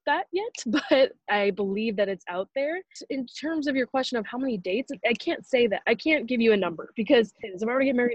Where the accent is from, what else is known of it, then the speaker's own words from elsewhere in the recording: Los Angeles, California, United States; Born and raised in Los Angeles.